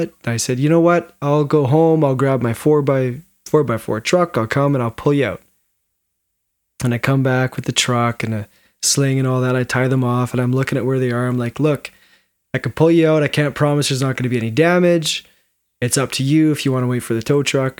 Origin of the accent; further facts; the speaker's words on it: Williams Lake, British Columbia, Canada; I grew up in Williams Lake. I'd lived up that road since I was four years old